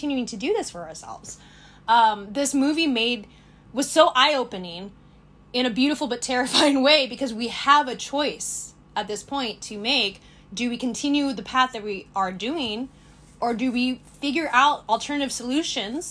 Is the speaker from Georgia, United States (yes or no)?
no; Sonoma County, California, United States; I grew up in Sonoma County